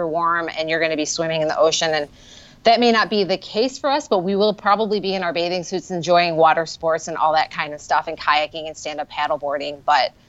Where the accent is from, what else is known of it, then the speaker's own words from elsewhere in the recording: Chicago, Illinois, United States; I come from Chicago